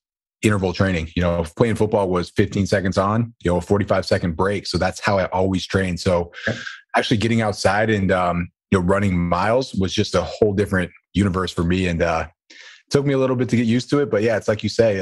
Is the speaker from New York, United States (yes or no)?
yes; Buffalo, New York, United States; I'm from Buffalo, New York